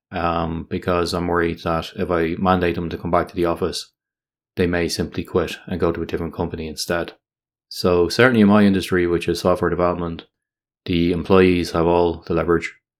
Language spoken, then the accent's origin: English; Ireland; my home country of Ireland